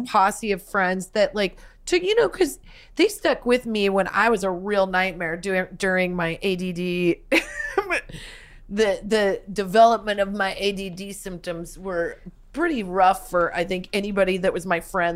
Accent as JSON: {"language": "English", "region": "Midwest", "country": "United States", "tie": "born or raised there", "moved": "yes", "said": "growing up in the Midwest during summers"}